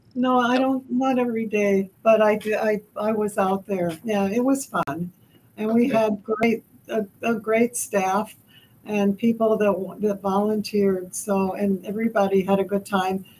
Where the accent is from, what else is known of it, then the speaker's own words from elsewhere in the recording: the New York area, United States; moved away as an adult; also born or lived in Switzerland; now in Minnesota, United States; I actually was born in Switzerland and grew up in uh, the, in the New York area.